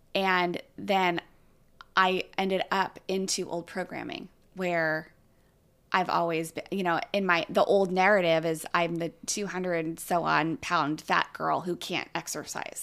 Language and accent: English; California, United States; I grew up in California